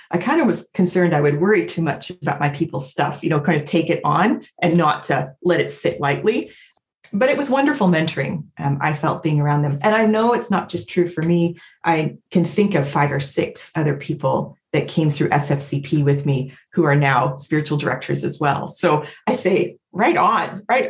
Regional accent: Independence, Missouri, United States; moved away as an adult; now in Vancouver, Canada; I live in Vancouver, BC, but I grew up in Independence, Missouri

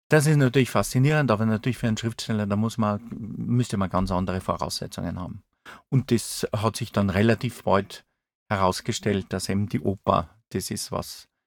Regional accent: Saalfelden, Salzburg, Austria; also born or lived in Zell am See; Äh, Zell am See ist mein Geburtsort. Aufgewachsen bin ich aber in Saalfelden. Das ist im Pinzgau. Das ist ein äh, Teil von Salzburg-Land.

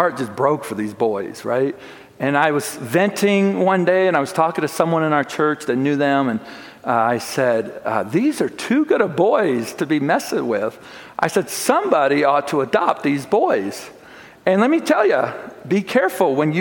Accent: Chicago, Illinois, United States; moved away as an adult; also born or lived in Plattsmouth, Nebraska; we grew up in the Chicagoland area

